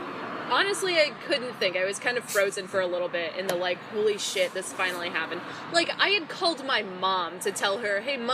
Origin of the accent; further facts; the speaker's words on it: Prescott Valley, Arizona, United States; I am from Prescott Valley. Prescott Valley.